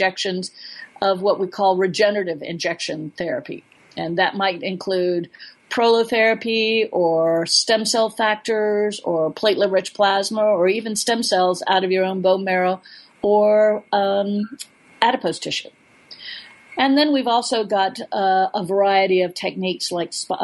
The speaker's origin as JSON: {"language": "English", "region": "Florida", "country": "United States", "moved": "yes", "lives_now": "Alaska, United States", "said": "I'm a flatlander from Florida"}